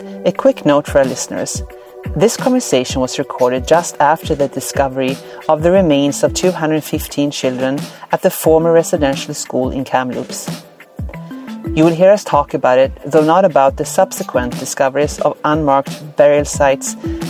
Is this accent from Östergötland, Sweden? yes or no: yes; Linköping, Östergötland, Sweden; now in Ottawa, Canada; I grew up in Linköping, Sweden, and now live in Ottawa